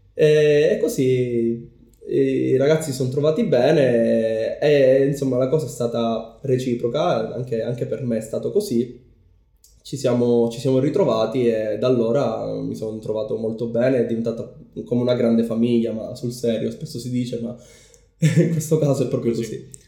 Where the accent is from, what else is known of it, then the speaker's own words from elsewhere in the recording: Palermo, Sicily, Italy; moved away as an adult; also born or lived in United Kingdom / Japan; sono nato e cresciuto a Palermo